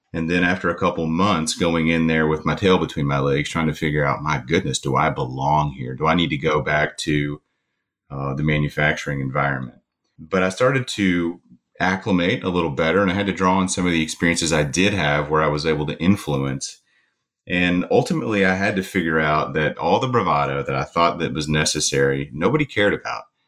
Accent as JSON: {"language": "English", "region": "Eastern Kentucky", "country": "United States", "said": "I'm from Eastern Kentucky"}